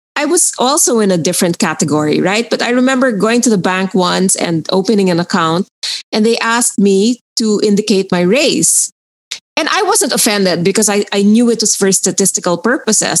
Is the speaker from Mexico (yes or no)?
no; Philippines; I was born in the Philippines